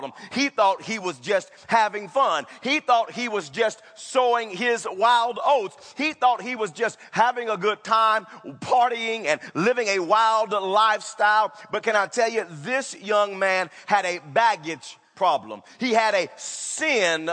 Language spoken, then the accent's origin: English; Wewoka, Oklahoma, United States; growing up in Wewoka, Oklahoma